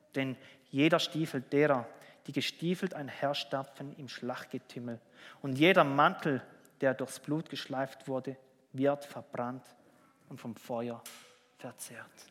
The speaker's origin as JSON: {"language": "German", "country": "Switzerland", "said": "bei uns in der Schweiz"}